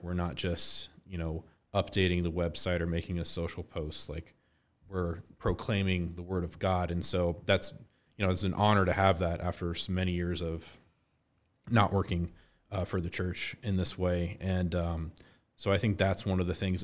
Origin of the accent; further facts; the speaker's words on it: Westerville, Ohio, United States; I grew up in Westerville, and that was the school I went to, K to eight